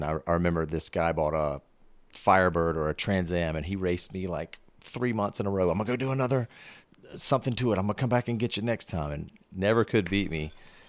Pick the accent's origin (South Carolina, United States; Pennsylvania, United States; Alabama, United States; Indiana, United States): South Carolina, United States; Fort Mill; We're in Rock Hill, South Carolina. I grew up in Fort Mill, which is right near Charlotte.